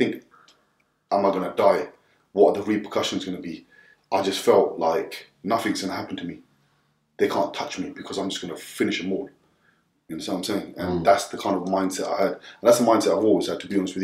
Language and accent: English; Southall, London, United Kingdom; growing up in Southall